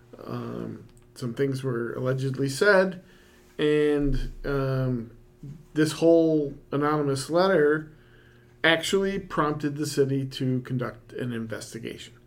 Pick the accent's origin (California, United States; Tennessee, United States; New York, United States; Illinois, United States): New York, United States; Rochester; moved away as an adult; I grew up in Rochester, New York, not known as maple country